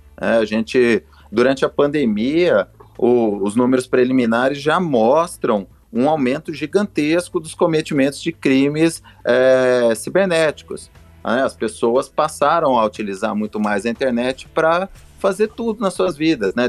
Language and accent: Portuguese; São Paulo, Brazil; now in Minas Gerais, Brazil; eu sou original do, do estado de São Paulo